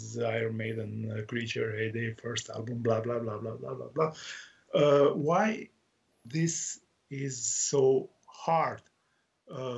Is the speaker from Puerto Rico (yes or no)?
no; Croatia; English is a second language; I'm from Croatia